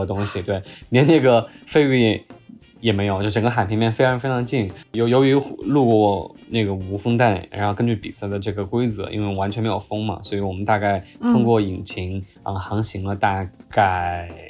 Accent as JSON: {"language": "Chinese", "region": "Chongqing", "country": "China", "said": "我作为一个重庆人啊，重庆夏天四十三度、四十四五度的这个高温，我们也受过"}